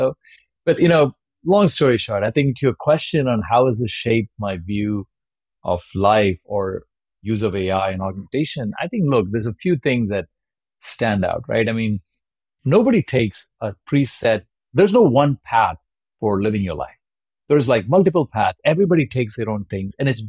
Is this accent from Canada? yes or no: no; India; if you're growing up in India in the late 80s and 90s, you know, all you wanted to be was be Sachin Tendulkar or somewhere.